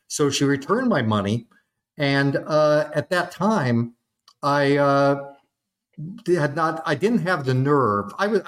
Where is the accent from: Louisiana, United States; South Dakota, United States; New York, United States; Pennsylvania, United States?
South Dakota, United States; Freeman; also born or lived in Kansas City / Chicago / Omaha; I was born in Kansas City. We lived in Chicago when I was very young, moved to Omaha, and then they transferred him to a territory in South Dakota. And he just happened across this really wonderful town by the name of Freeman.